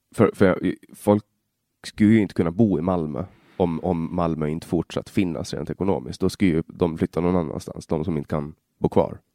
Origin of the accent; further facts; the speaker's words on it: Finland, Åland, Åland Islands; first language Swedish; also born or lived in Stockholm, Sweden; jag kommer ju från Åland i, i Finland då, och vi har lite annorlunda system